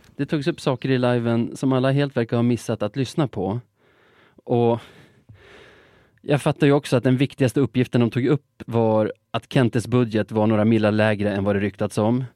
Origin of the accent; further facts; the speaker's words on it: Sweden; som svensk